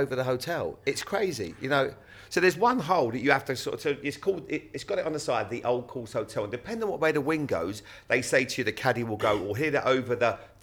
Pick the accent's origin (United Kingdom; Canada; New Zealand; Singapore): United Kingdom; Bournemouth, South West England; I grew up in Bournemouth, which is obviously one of my favourite places in the world